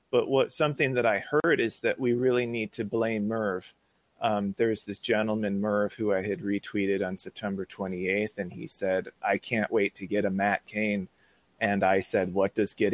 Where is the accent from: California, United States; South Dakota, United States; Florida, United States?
California, United States; Hollywood; I'm from Hollywood.